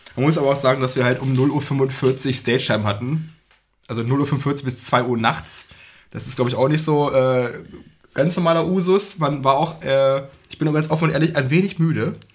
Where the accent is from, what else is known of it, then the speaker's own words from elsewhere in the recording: Braunschweig, Lower Saxony, Germany; wir kommen aus Braunschweig, die Braunschweiger Szene